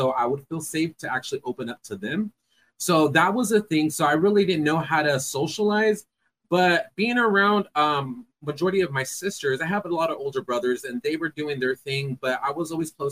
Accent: Fresno, California, United States; I am from Fresno, California. Born and raised.

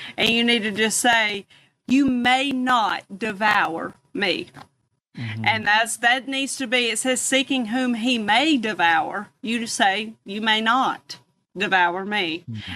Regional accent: the South, United States; I'm from the South

